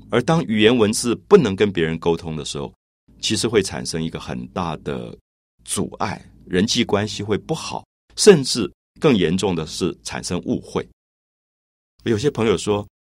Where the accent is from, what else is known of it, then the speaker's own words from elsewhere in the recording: Taiwan; 我从小在台湾长大